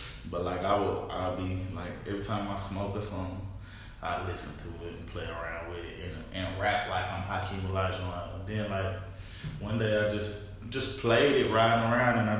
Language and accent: English; Tulsa, Oklahoma, United States; I'm from North Tulsa, the city of North Tulsa